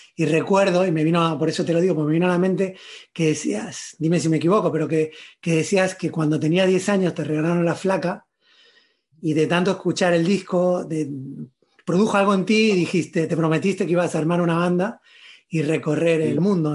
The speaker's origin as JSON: {"language": "Spanish", "town": "Granada", "region": "Andalusia", "country": "Spain", "tie": "born or raised there", "also_born_or_lived": "Buenos Aires", "moved": "yes", "said": "yo crecí, eh, bueno, nací en Buenos Aires, crecí en Granada, y, ahora vivo fuera"}